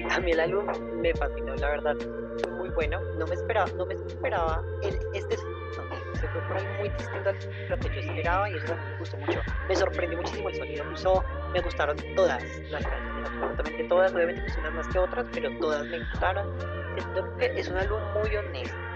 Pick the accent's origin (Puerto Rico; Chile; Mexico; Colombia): Colombia; yo soy de Colombia